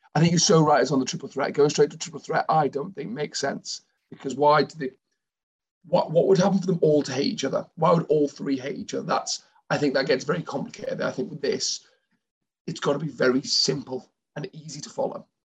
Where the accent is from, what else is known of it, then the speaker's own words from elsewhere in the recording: United Kingdom; we're British